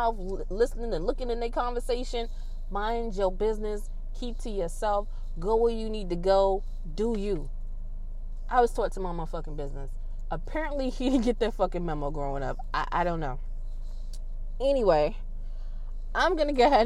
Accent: New York City, New York, United States; I grew up in Queensbridge in Southside Jamaica

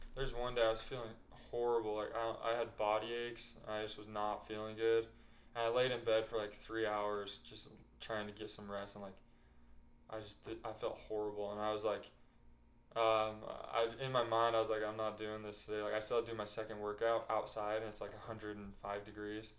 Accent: Bluffdale, Utah, United States; also born or lived in West Jordan, Utah; now in St. George, United States; my family moved to Bluffdale

